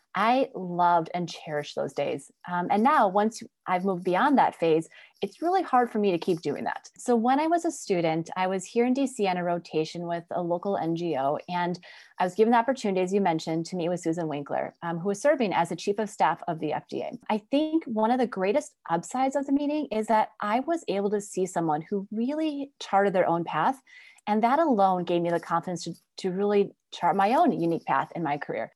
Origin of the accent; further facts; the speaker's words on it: Wisconsin, United States; my background, obviously growing up in Wisconsin, was really a great experience